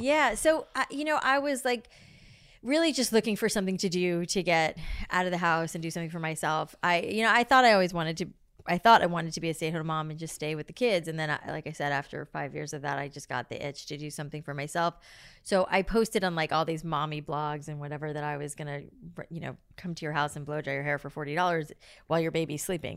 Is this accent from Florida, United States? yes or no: yes; South Florida, United States; I grew up in South Florida